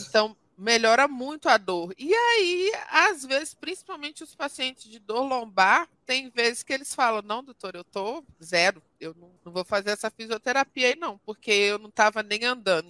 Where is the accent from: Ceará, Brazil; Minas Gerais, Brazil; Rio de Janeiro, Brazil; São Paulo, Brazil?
Rio de Janeiro, Brazil; interior of Rio de Janeiro state, Brazil; moved away as an adult; also born or lived in Vassouras, Brazil / Jundiaí, Brazil; now in Goiânia, Brazil; eu sou do interior do Rio, eu formei em Vassouras, né, interior do Rio